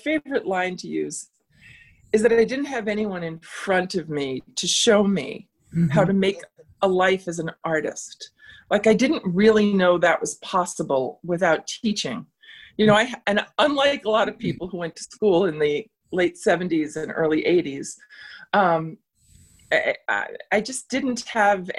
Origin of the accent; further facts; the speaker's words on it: New York City, New York, United States; now in Boston area, United States; I grew up in the Bronx